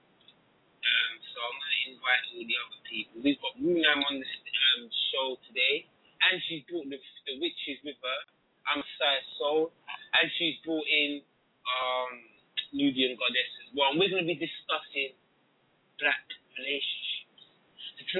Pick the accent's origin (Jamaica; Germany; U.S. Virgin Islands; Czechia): Jamaica; I'm Jamaican as well